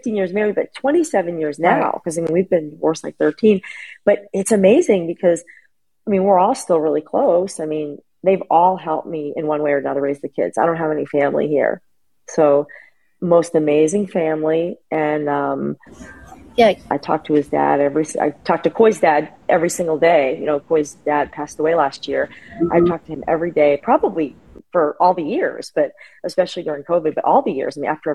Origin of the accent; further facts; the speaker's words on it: New England, United States; moved away; also born or lived in Philadelphia; I'm from New England.